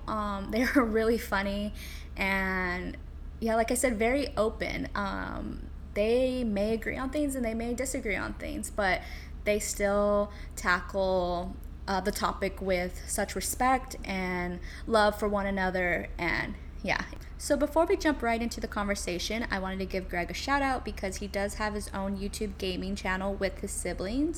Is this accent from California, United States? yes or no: yes; California, United States; moved away as an adult; now in New York City, United States; I am from California and I moved to New York City about five ish years ago